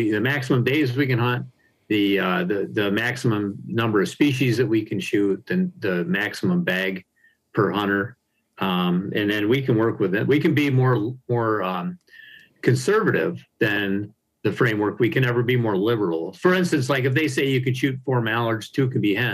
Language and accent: English; Harrison Township, Michigan, United States; also born or lived in Upper Peninsula, Michigan; growing up in Harrison Township, in Macomb County here